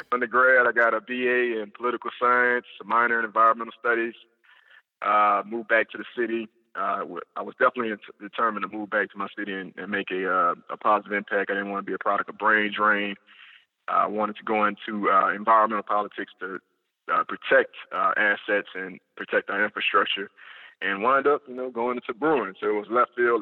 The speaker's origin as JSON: {"language": "English", "town": "New Orleans", "region": "Louisiana", "country": "United States", "tie": "born or raised there", "also_born_or_lived": "Florida", "said": "I'm a New Orleans native. I was born and raised in New Orleans East."}